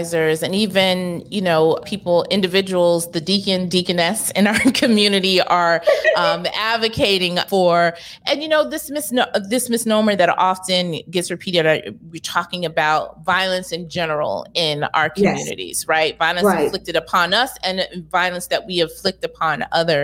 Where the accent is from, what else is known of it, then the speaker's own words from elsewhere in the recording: New York City, New York, United States; I grew up here in New York and Brooklyn as well